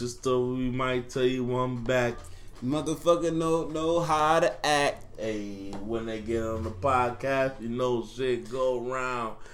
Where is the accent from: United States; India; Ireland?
United States; Buffalo, New York; I grew up in like the Perrys and the mm-hmm. Langfield